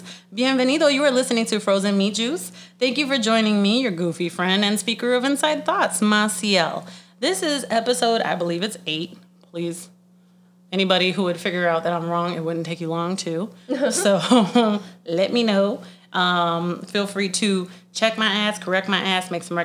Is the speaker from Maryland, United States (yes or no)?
no; Sunshine State, Florida, United States; moved away as an adult; now in Chicago, United States; I am from the Sunshine State